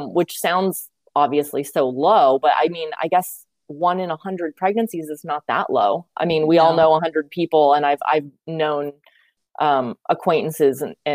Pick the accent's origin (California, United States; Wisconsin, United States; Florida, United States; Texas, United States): California, United States; grew up in California